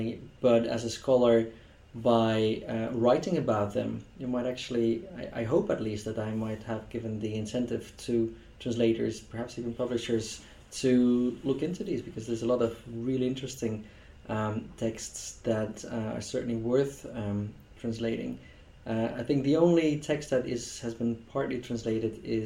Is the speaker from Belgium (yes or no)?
yes; Belgium; first language Dutch; English is a second language; Dutch is my mother tongue, as a Belgian.